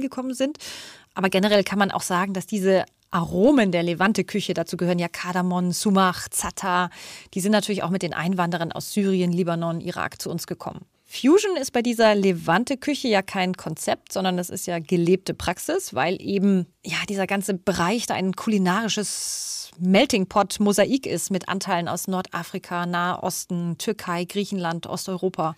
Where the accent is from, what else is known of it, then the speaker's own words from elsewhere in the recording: Berlin, Germany; wir Berliner